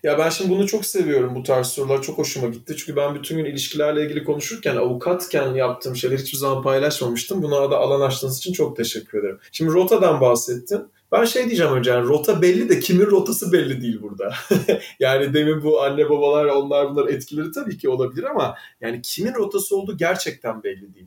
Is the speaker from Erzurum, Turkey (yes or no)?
no; Istanbul, Turkey; also born or lived in Izmir / Germany; İzmir'de doğdum. 5 yaşıma kadar oradaydık. Sonra İstanbul'a geldim